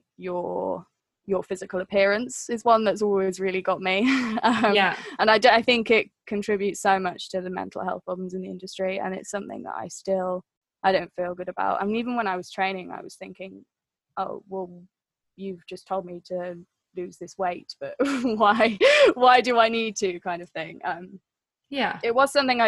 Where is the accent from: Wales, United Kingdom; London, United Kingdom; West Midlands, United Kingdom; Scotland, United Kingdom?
Wales, United Kingdom; I was growing up in Wales